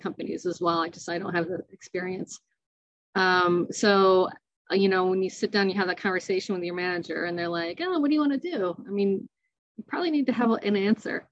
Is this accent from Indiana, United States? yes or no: yes; Indiana, United States; moved away as an adult; also born or lived in Rochester; I grew up in Indiana